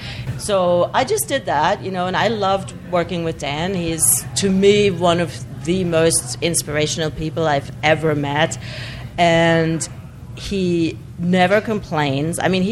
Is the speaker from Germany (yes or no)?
yes; southwest Germany, Germany; moved away as an adult; I'm from the southwest, so I'm really close to the French border.